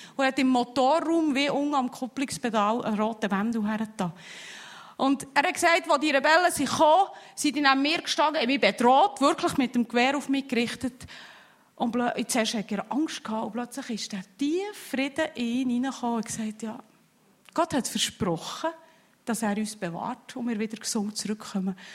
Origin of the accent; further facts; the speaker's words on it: Switzerland; als Schweizer